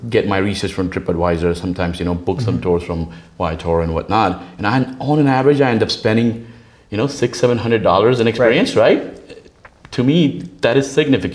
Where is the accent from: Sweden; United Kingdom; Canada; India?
India; moved away as an adult; now in United States; I'm from India, born, brought up there, right? And, you know, I've spent about 20 plus years in the US.